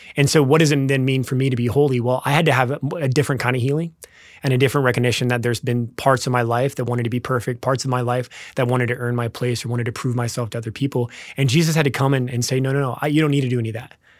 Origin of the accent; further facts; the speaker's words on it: Lincoln, Nebraska, United States; also born or lived in Wichita, Kansas; We grew up in Nebraska. Actually, born in Wichita, Kansas, but grew up in Nebraska